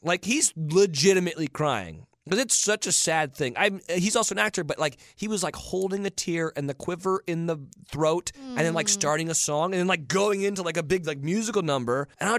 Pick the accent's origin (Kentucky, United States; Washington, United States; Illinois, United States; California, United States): California, United States; because growing up in California, we'd go to San Francisco for all this stuff.